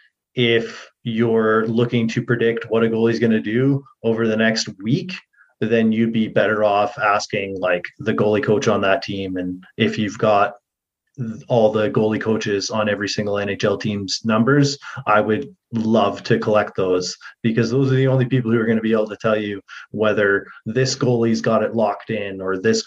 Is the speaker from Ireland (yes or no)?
no; Edmonton, Alberta, Canada; that's where I was born, so it's my hometown.